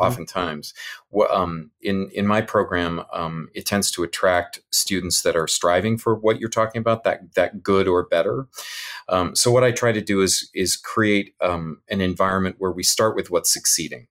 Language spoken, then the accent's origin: English; California, United States; moved away; in the California schools where I grew up in the California schools